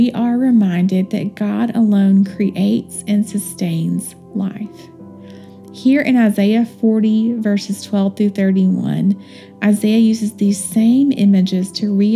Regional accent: Western North Carolina, United States; I am from Western North Carolina and grew up walking around outside

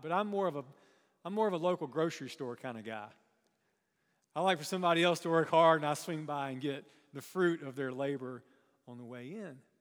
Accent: Chesnee, South Carolina, United States; I grew up in, um, kind of a rural part of South Carolina.

